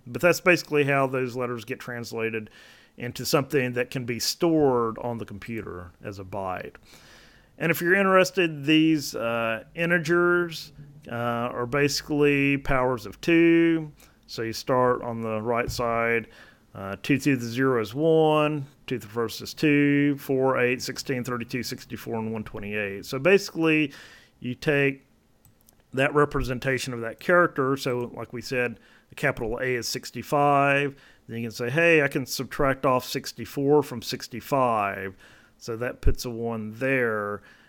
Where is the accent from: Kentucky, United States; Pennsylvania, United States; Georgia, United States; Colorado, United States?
Georgia, United States; now in Oak Ridge, United States; But I'll just say I live in Oak Ridge, Tennessee. I'm from Georgia.